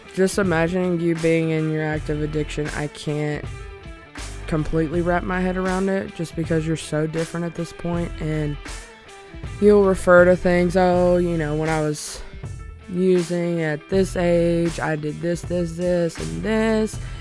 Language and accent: English; Alabama, United States; moved away as an adult; I'm originally from a super small town in Alabama